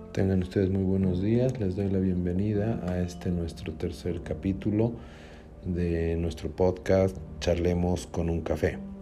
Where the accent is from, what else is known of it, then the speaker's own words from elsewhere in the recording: Cochabamba, Bolivia; como cochabambinos